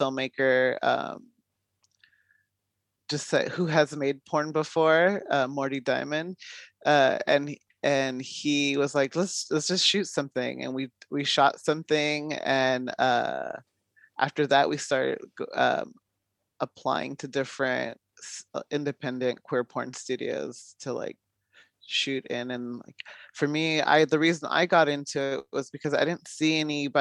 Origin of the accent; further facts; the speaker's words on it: Long Beach, California, United States; moved away as an adult; now in San Francisco Bay Area, United States; I'm originally from Southern California, Long Beach area, but I moved up about 8 years ago up to the Bay